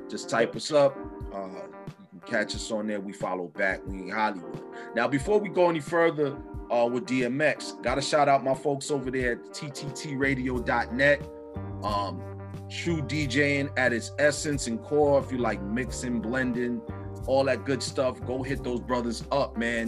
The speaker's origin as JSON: {"language": "English", "country": "St. Vincent & Grenadines", "said": "Right now, my country, my home country that I come from, St. Vincent and the Grenadines, is experiencing some volcano eruptions."}